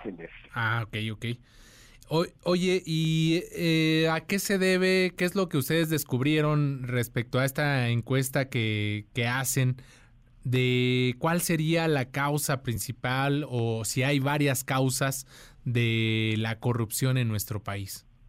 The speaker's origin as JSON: {"language": "Spanish", "country": "Mexico"}